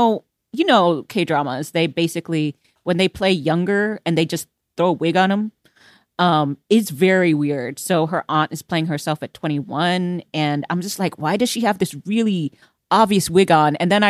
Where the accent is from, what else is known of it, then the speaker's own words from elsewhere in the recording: Houston, Texas, United States; now in Los Angeles, United States; like I came from Houston where we had lots of hurricanes.